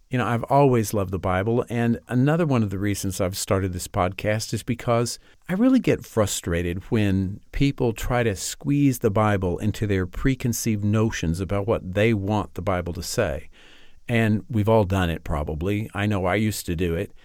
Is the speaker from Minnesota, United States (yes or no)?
no; Amarillo, Texas, United States; I grew up in Amarillo, Texas, and attended a Presbyterian church there.